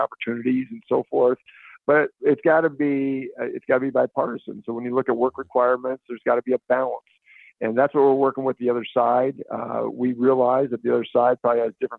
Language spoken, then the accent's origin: English; Northwest Iowa, United States; I'm from Northwest Iowa.